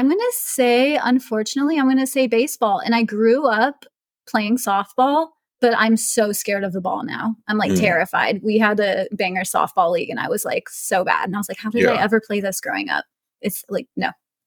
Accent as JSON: {"language": "English", "town": "Indio", "region": "California", "country": "United States", "tie": "born or raised there", "moved": "as an adult", "lives_now": "Austin, United States", "said": "I grew up in Indio, California, which is where Coachella Fest is held. So I grew up going to Coachella Fest my entire life."}